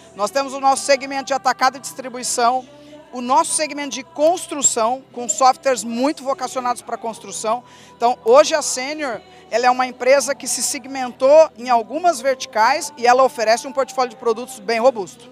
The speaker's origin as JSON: {"language": "Portuguese", "town": "Ribeirão Preto", "region": "São Paulo", "country": "Brazil", "tie": "born or raised there", "said": "Nasci em Ribeirão Preto, sou filha de produtor"}